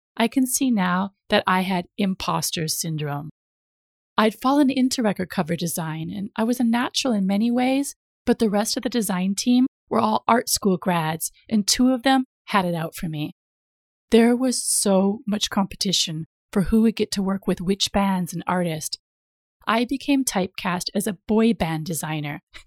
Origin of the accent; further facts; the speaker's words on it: United States; moved away as an adult; now in London, United Kingdom; I grew up in the States, I have lived over half of my life in the U K now